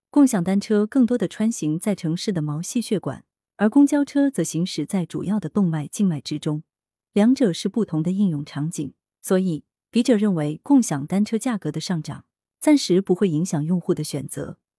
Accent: China; 经济理性每个人都具备，尤其是我们中国人，现在哪个不是精打细算？

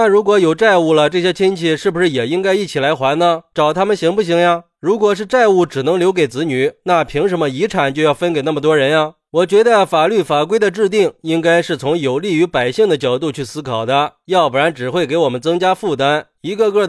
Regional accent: China; 我们中国人向来是重视亲情，法律意识都比较淡薄

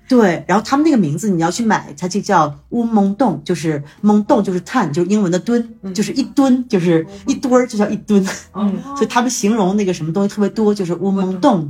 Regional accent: China; also born or lived in Toronto; now in Mexico; 我们是中国人

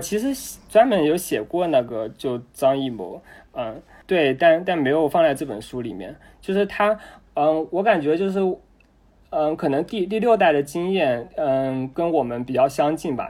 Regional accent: Jinhua, Zhejiang, China; 我是 嗯，浙江金华人

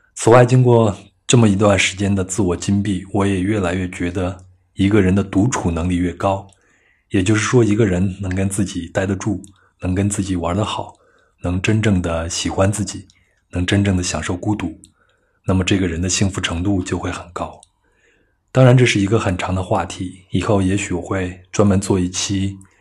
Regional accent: western Henan, China; moved away as an adult; also born or lived in Changchun; now in Beijing, China; 我老家在河南西部的一个县城

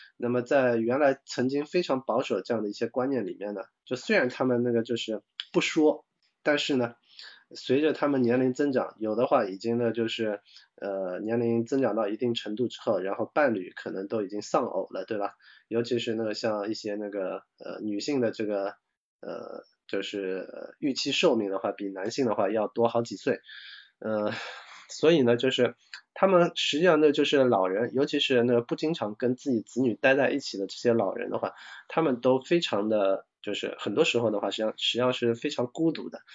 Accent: China; 我们中国人讲，就是，呃，三岁看七岁

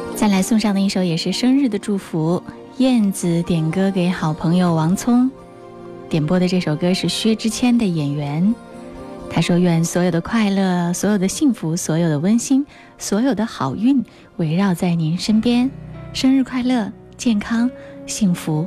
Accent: Hubei, China; 我们湖北人

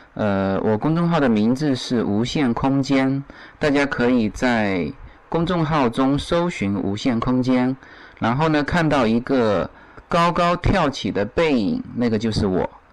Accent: Fujian, China; now in Los Angeles, United States; 这种景致在我们福建到处都是

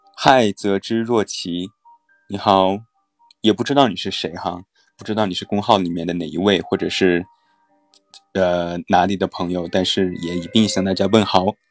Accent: Taiyuan, Shanxi, China; accent: Taiyuan Mandarin; moved away; 如果我要回到家乡，回到太原的话，我的太原普通话的味道也是非常强烈的

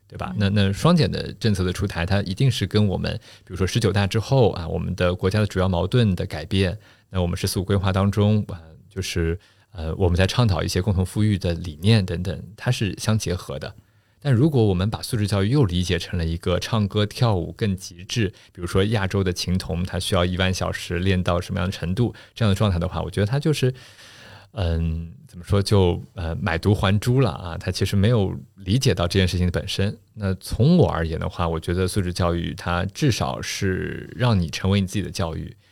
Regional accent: Shanghai, China; first language Shanghainese; Chinese is a second language; also born or lived in New York / Finland; 其实我老家在上海南汇大团，呃，那个地方呢是个种瓜种水蜜桃的地方，所以我一直都觉得自己不，不是一个这个typical的上海人

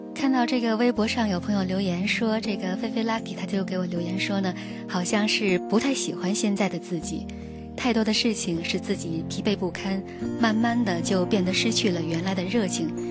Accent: China; 我们中国人在心目当中有一种特别强烈的要出人头地的感觉

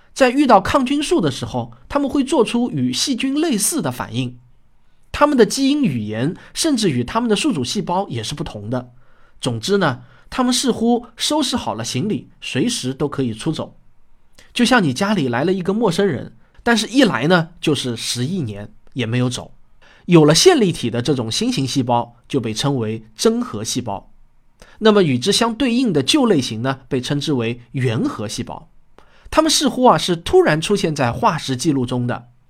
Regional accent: Shaoxing, Zhejiang, China; 我在我的故乡浙江绍兴

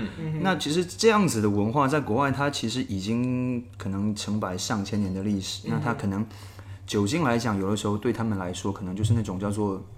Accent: Fujian, China; 那就就像我们闽南人一

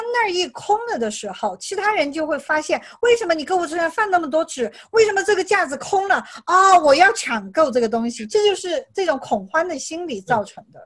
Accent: China; also born or lived in California; now in United States; 除了我们中国人

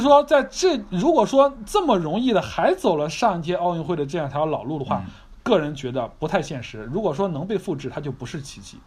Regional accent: China; 我们中国人

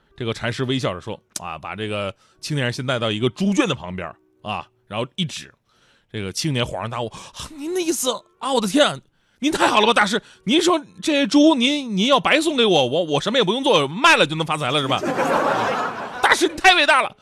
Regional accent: China; 咱们中国人

